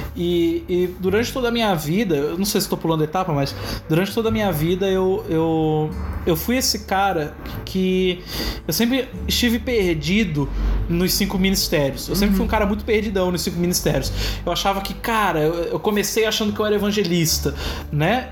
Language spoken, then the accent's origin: Portuguese; Santa Catarina, Brazil; sou de Santa Catarina